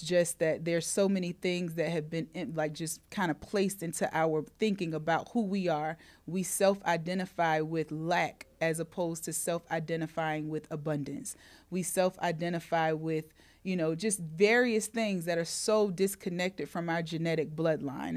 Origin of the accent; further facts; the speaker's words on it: North Carolina, United States; the state of North Carolina, uh, my home state where our business is located